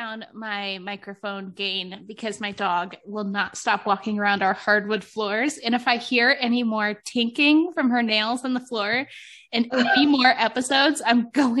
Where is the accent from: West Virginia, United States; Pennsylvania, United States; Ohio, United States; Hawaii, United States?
Ohio, United States; Cleveland; now in Michigan, United States; I feel like I'm originally from Cleveland